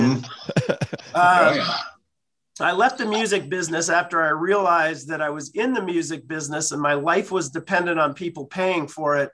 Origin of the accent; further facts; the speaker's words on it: Goldendale, Washington, United States; Yeah, I grew up in a small town in Eastern Washington, Goldendale, Washington.